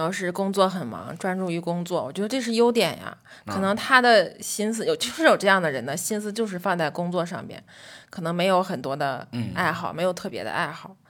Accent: Tianjin, China; now in Wuhan, China; 但作为一个天津人，在武汉这种漂泊感，我多多少少还是能共情一些的。来武汉上学五年，说长不长，说短不短。说我对武汉熟悉吧，我永远是个外地人。说我对天津有很浓的感情吗？其实也越来越淡。

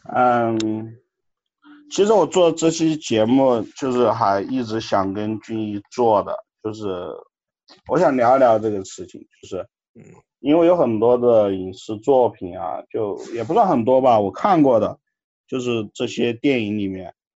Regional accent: Jingzhou, Hubei, China; now in Chengdu, China; 像我家乡荆州没有轨道

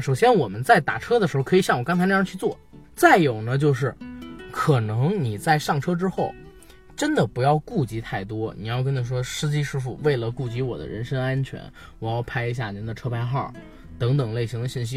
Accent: Beijing, China; 我作为一个北京人

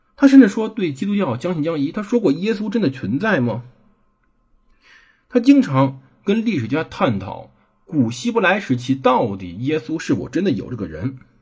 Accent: China; 我们中国人

